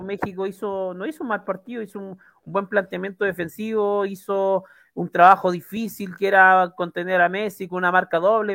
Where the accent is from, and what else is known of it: Chile